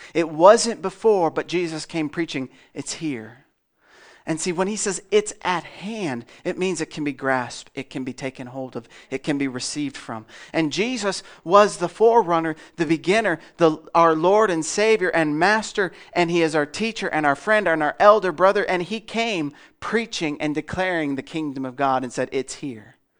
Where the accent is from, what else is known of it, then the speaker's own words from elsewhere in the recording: Melbourne, Iowa, United States; I'm from Melbourne